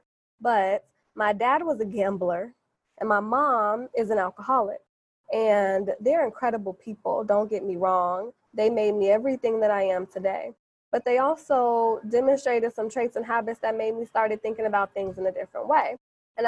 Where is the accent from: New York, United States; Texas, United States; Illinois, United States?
Illinois, United States; Chicago; I'm from Chicago. And I'm not just from Chicago. I'm from the South Side